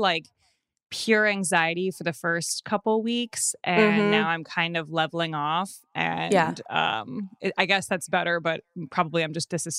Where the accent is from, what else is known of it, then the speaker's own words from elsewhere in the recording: Evanston, Illinois, United States; Yeah, I grew up in Evanston, right outside of Chicago.